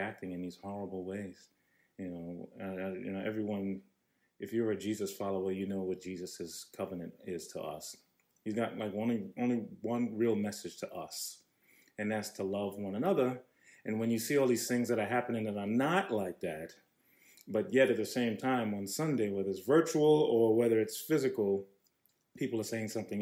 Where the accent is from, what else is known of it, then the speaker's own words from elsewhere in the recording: New York, United States; from New York